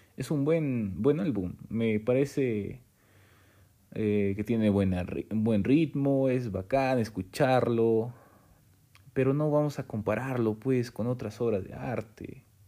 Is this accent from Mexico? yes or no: no; Peru; siendo peruano